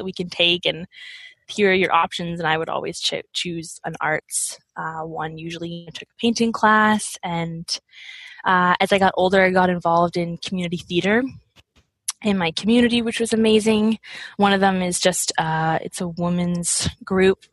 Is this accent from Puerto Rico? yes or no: no; Nova Scotia, Canada; I grew up in Nova Scotia